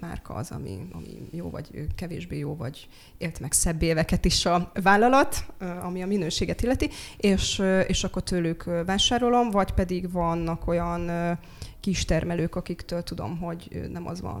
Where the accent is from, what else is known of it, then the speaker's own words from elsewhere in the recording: Slovakia; moved away as an adult; also born or lived in Pécs / Budapest; now in Hungary; én felvidéki származású vagyok. Határon túli magyarként